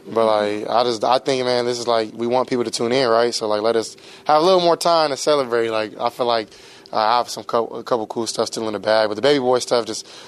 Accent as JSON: {"language": "English", "region": "Southern California", "country": "United States", "said": "I'm from SoCal"}